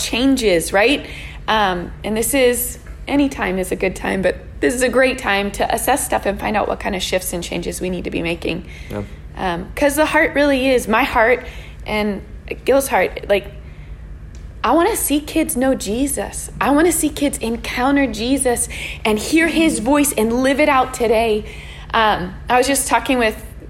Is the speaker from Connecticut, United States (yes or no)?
no; Bethel Park, Pennsylvania, United States; moved away as an adult; also born or lived in Oklahoma; I grew up in Bethel Park, the other side of Pittsburgh from here